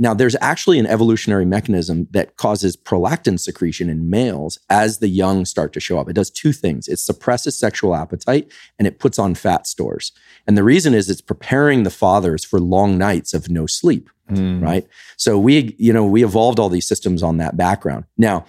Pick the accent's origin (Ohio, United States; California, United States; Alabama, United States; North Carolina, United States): California, United States; Now, I'm not, I'm from the Bay Area, so, like, you've got every variation in, kind of relationship theme there.